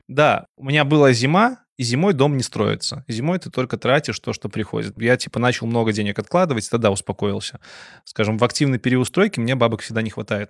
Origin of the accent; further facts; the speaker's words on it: Belarus; как белорус